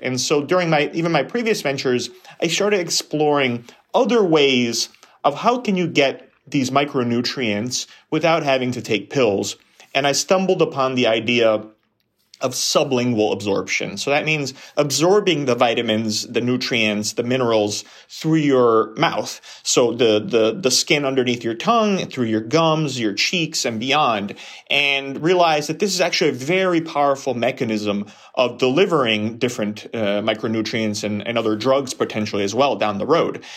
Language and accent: English; New York, United States; I grew up in New York